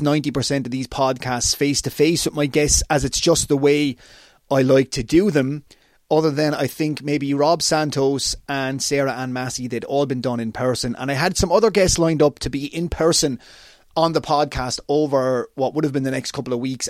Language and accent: English; Waterford, Munster, Ireland; my hometown of Waterford, Ireland